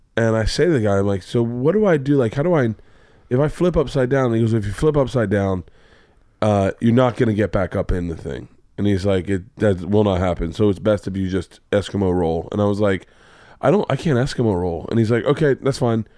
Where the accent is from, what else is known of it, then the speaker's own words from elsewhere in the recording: Florida, United States; I grew up in Florida